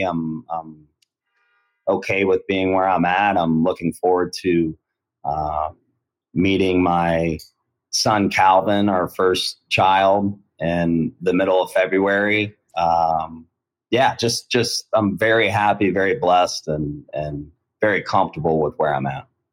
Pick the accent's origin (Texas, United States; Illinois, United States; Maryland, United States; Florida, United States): Florida, United States; Sarasota; also born or lived in Ohio; me and my family we moved to Florida when I was 10 years old. So I've been I graduated from Sarasota High School. Uh, yeah, um, I, I would consider myself from Florida, but I was born in Ohio.